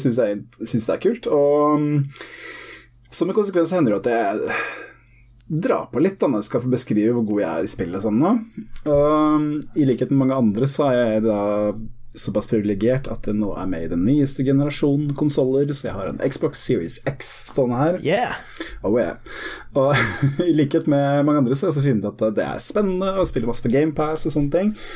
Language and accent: Norwegian; Heddal, Telemark, Norway; also born or lived in Harstad; now in Innlandet, Norway; jeg er ikke fra Notodden, jeg er fra rett utafor ei lita bygd som heter Heddal